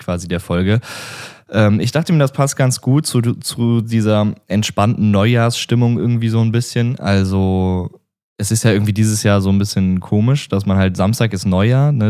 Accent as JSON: {"language": "German", "town": "Remscheid", "region": "North Rhine-Westphalia", "country": "Germany", "tie": "born or raised there", "also_born_or_lived": "Wuppertal", "said": "hier so in NRW und in der Umgebung, wo ich aufgewachsen bin. Ich äh, bin geboren in Remscheid."}